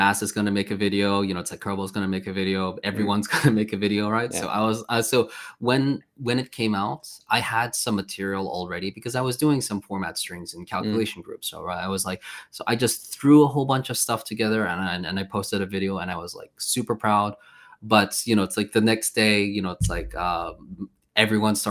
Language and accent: English; Malmö, Skåne, Sweden; moved away as an adult; also born or lived in United Kingdom / South Korea; now in Poland; originally I'm from Sweden, right? So I lived in Sweden for a very long time. And this my city is Malmo